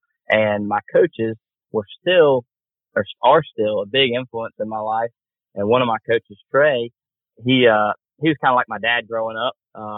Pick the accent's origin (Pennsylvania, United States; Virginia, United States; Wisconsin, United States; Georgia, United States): Georgia, United States; Warrington; born there; I was born in Warrington, and he lived in Warrington, Georgia.